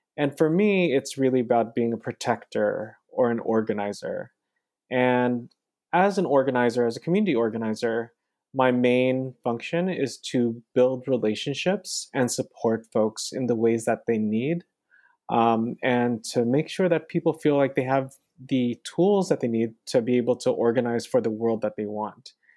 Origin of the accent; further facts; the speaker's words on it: California, United States; also born or lived in Philippines; growing up in California, I was, like, what, eleven years old during the Loma Prieta earthquake